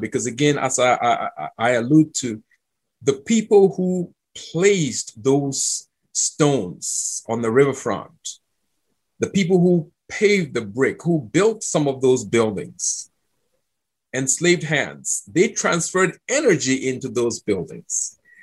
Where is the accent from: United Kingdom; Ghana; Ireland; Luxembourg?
Ghana; Accra, Greater Accra; moved away as an adult; also born or lived in Cape Coast, Ghana / Georgia, United States; now in United States; I grew up in Accra, which is 100 miles from Cape Coast